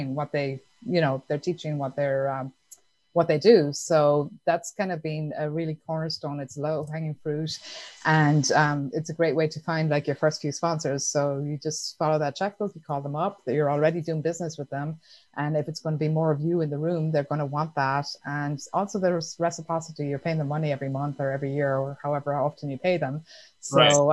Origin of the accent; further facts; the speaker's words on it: Ireland; I grew up in Ireland